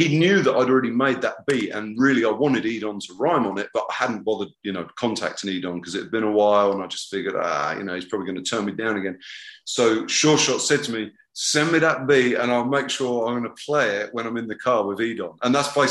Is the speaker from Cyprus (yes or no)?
no; Southampton, South East England, United Kingdom; moved away; also born or lived in Brighton; my hometown of Southampton